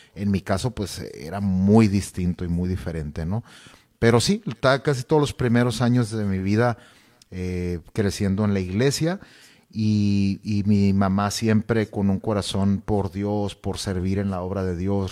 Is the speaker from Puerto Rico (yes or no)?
no; Nogales, Sonora, Mexico; moved away as an adult; also born or lived in Hermosillo, Mexico / Culiacán, Mexico; now in Tijuana, Mexico; soy originario de la ciudad de Nogales, Sonora.